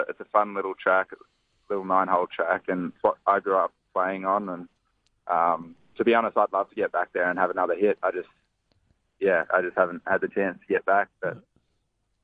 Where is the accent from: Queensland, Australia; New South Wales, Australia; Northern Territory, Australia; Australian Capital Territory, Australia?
Northern Territory, Australia; I grew up in the Northern Territory